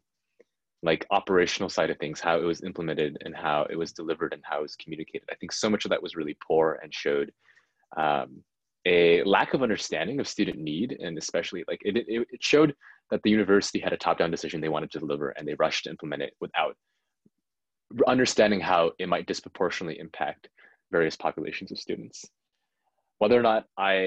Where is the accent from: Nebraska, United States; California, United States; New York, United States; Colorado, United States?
California, United States; San Jose; I grew up in San Jose, and my parents lived there